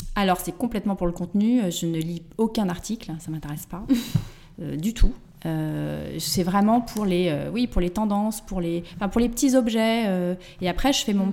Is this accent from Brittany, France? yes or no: no; Angoulême, Nouvelle-Aquitaine, France; moved away as an adult; also born or lived in Limoges; now in Paris, France; je suis originaire d'Angoulême